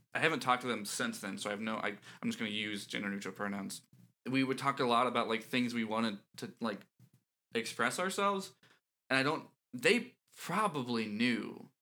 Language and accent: English; Central Florida, United States; moved away; I grew up in Florida